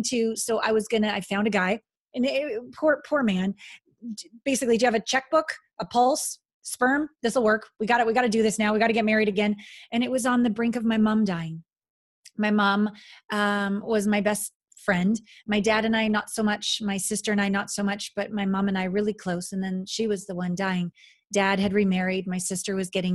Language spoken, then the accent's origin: English; Canada; moved away as an adult; also born or lived in Kamloops, British Columbia / Japan; I'm a Canadian